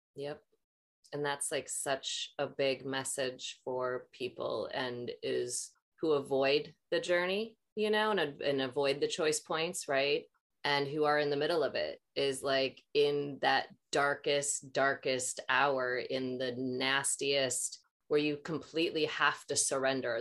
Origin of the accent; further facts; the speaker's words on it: Maple Grove, Minnesota, United States; also born or lived in Ely, Minnesota; when I was six, my parents moved to Maple Grove right outside of Minneapolis